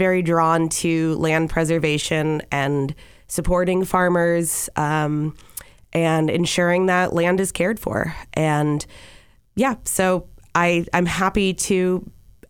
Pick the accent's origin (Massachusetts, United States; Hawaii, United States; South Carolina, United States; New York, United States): Massachusetts, United States; Easthampton; I grew up on Lovefield Street